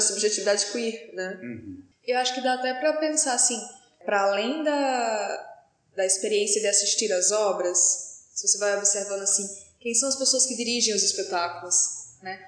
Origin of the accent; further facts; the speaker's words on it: Natal, Rio Grande do Norte, Brazil; como eu também sou de Natal, né, eu e o Diogo estamos, moramos lá